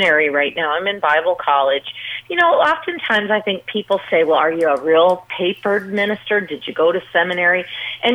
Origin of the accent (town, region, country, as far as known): Las Vegas, Nevada, United States; born or raised there